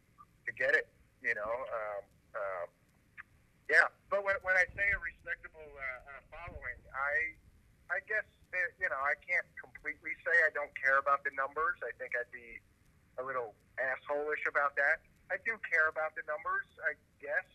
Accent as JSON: {"language": "English", "town": "New York City", "region": "New York", "country": "United States", "said": "I'm also fucking from Brooklyn, Italian, and Irish"}